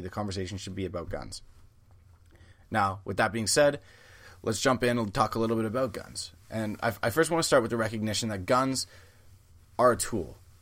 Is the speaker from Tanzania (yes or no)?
no; Canada; I'm a Canadian